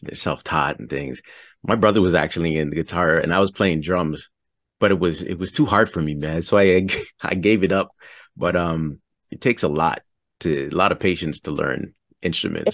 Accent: Toronto, Ontario, Canada; I'm from Toronto, Canada.

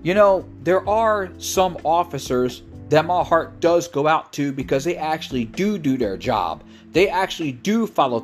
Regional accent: Elkton, Maryland, United States; my hometown of Elkton, Maryland

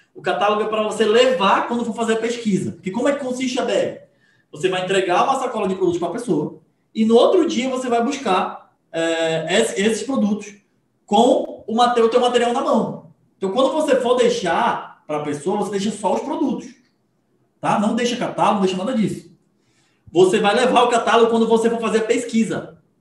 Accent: Manaus, Amazonas, Brazil; Eu sou de Manaus, tá, gente? Esqueci de falar. Manaus, Amazonas

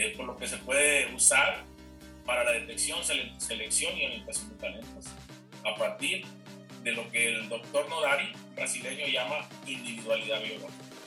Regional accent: Culiacán, Sinaloa, Mexico; moved away as an adult; now in Chihuahua, Mexico; regresarme entonces pues, a, mi tierra, a Culiacán

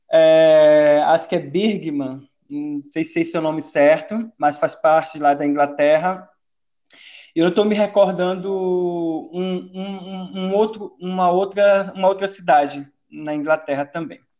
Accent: Pará, Brazil; also born or lived in Goiás; now in Portugal; Assim eu consigo fazer uma referência de que eu vim do Pará, fui para o interior de Goiás e saí do Brasil para ir para o interior é, de Portugal, uma cidade histórica, né?

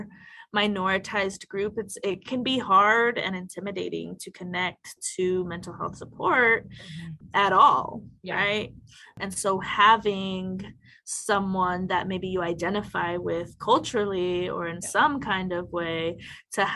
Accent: Mesa, Arizona, United States; I grew up in Mesa, Arizona

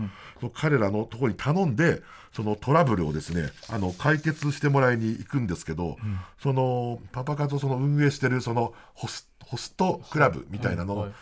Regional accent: Niigata, Japan; moved away as an adult; now in Tokyo, Japan; 新潟に帰省する

